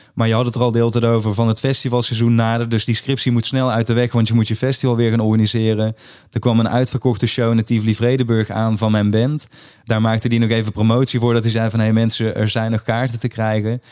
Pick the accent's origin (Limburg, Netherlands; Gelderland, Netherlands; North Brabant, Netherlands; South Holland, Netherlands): Limburg, Netherlands; in Limburg, waar ik vandaan kom